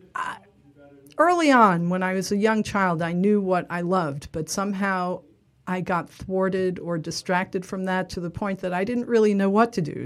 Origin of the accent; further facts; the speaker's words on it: New York City, New York, United States; I grew up in Little Neck in Queens.